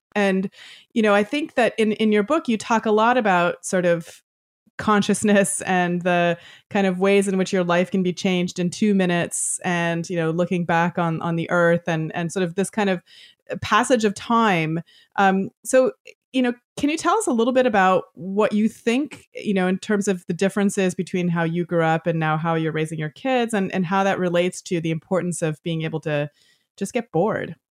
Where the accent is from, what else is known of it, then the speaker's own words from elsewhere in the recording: Toronto, Ontario, Canada; as a Canadian girl growing up just, uh, in Toronto